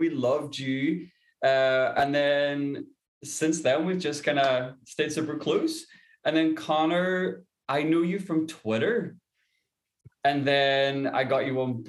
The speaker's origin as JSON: {"language": "English", "town": "Derry", "region": "Northern Ireland", "country": "United Kingdom", "moved": "yes", "lives_now": "Stockholm, Sweden", "said": "I'm from Derry as well, in case you haven't heard the accent"}